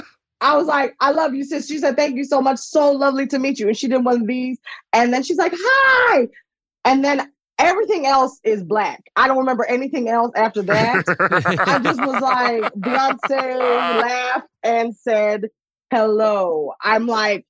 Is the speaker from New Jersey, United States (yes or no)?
yes; New Jersey, United States; also born or lived in Philadelphia / Coventry; I'm from New Jersey